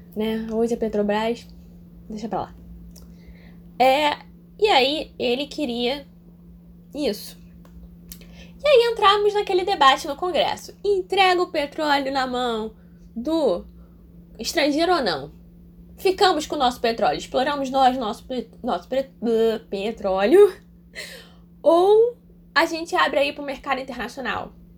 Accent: Brazil; Eu sou brasileira

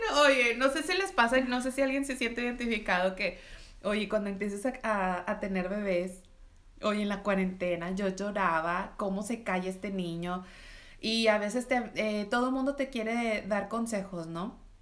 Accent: Reynosa, Tamaulipas, Mexico; soy de Tamaulipas, soy de Reynosa

